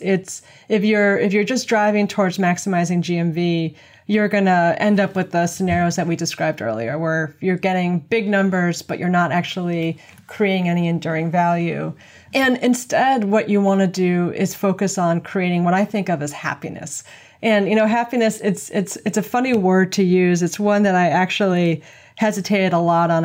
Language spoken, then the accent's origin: English; New York City, New York, United States; I'm from New York City